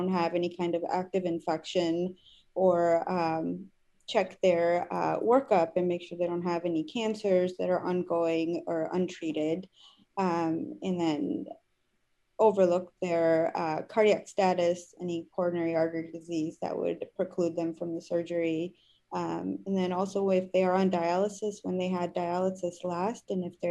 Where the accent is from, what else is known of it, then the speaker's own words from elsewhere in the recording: New York, United States; moved away as an adult; also born or lived in Cayman Islands / Phoenix; I grew up in New York